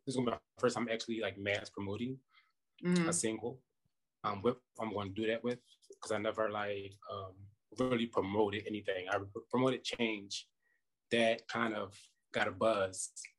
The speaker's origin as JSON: {"language": "English", "town": "Philadelphia", "region": "Pennsylvania", "country": "United States", "moved": "yes", "lives_now": "Las Vegas, United States", "said": "I'm from Philadelphia, Pennsylvania. Philly."}